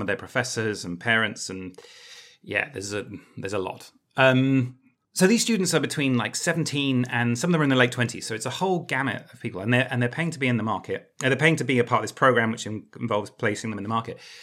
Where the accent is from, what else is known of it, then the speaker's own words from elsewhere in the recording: United Kingdom; as a Brit